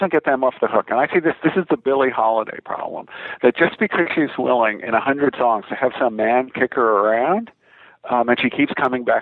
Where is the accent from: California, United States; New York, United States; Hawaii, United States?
New York, United States; I'm from New York State